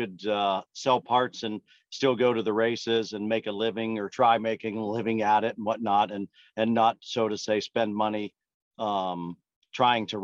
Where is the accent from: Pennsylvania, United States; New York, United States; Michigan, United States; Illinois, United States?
Pennsylvania, United States; Western; I grew up, I'm from Western Pennsylvania. I grew up probably 7 miles or so from Lernerville Speedway.